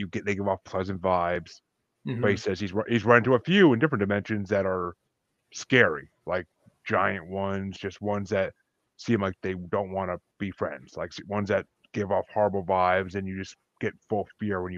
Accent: New Paltz, New York, United States; moved away; I grew up outside of Kingston in New Paltz, New York

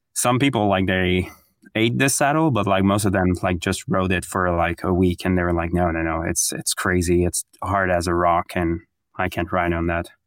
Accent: Quebec City, Quebec, Canada; moved away as an adult; also born or lived in Montreal / Bromont; now in Gatineau, Canada; I'm from Quebec City

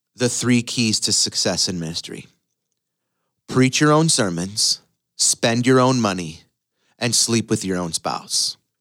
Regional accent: Windsor, Ontario, Canada; moved away as an adult; now in United States; my hometown of Windsor, Ontario

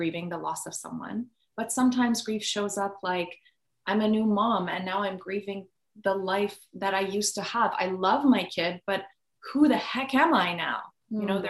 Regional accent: Iran; moved away; I grew up in Iran.

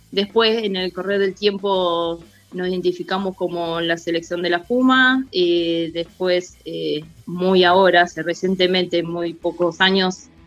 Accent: Bahía Blanca, Buenos Aires Province, Argentina; Eh, mi corazón siempre está en Bahía Blanca porque fue donde me formé.

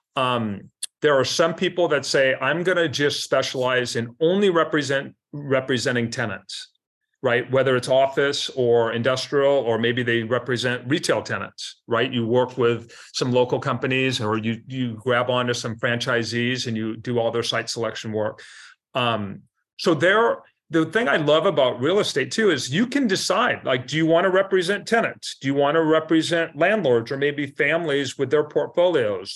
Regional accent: Seattle, Washington, United States; now in Mercer Island, United States; I grew up in South Seattle, so Mount Baker, Mount Baker

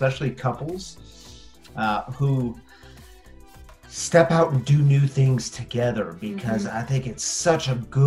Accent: St. Louis and Lake of the Ozarks, Missouri, United States; also born or lived in Springfield, Missouri; I grew up in some in St. Louis and then some in Lake of the Ozarks

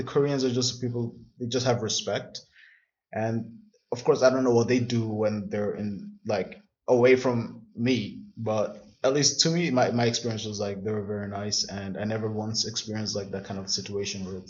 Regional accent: southern Nigeria, Nigeria; moved away as an adult; now in Berlin, Germany; I'm from the South. So a lot of the Southern people in Nigeria do go to school

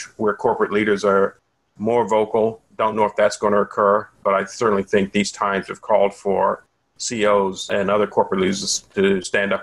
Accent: United States; I would not want to have been born or bred anyplace else. And I say that as an African-American

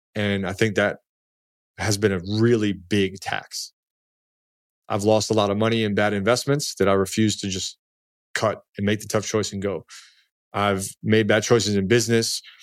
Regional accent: Baltimore, Maryland, United States; also born or lived in Washington, D.C.; I came from Baltimore and D C, like, this is part of my D N A, be gritty

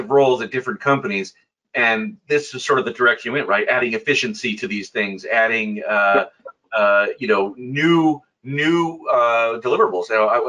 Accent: United States; growing up in America.

